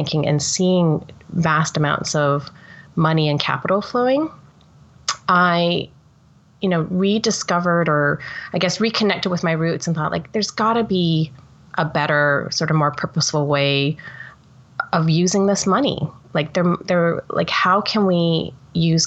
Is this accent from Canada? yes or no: yes; Toronto, Ontario, Canada; I'm Canadian, born and bred in Toronto, and I grew up in a working class family